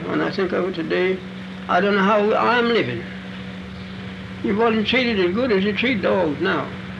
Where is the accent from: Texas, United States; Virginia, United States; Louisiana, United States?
Virginia, United States; Charlottesville; I was born in Charlottesville, Virginia. My grandfather belonged to Thomas Jefferson. My grandfather was 115 years old when he died. And now I am 101 years old.